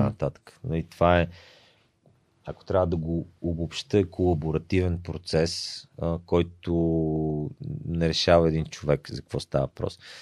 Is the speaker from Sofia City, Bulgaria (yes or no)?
yes; Sofia, Sofia City, Bulgaria; сме си софиянци